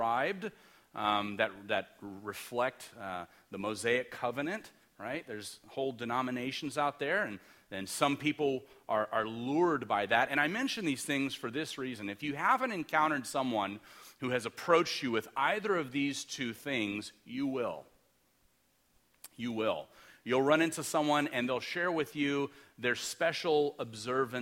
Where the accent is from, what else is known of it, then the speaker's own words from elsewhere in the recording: Los Angeles, California, United States; I'm from Los Angeles. We grew up in the city.